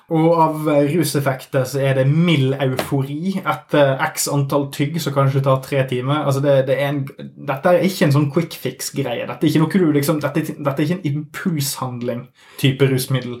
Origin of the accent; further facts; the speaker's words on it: Norway; oss eh, vanlige alkoholdrikkende hvite nordmenn